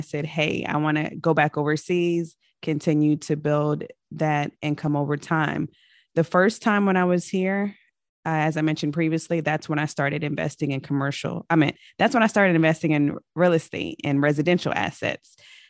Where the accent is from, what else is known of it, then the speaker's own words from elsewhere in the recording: Richmond, Virginia, United States; also born or lived in Germany / Kentucky / California / Colorado; But I am originally from Richmond, Virginia. My father was in the military for 23 years. So I've lived all over the world and referred to as a military brat. So I was born in Germany.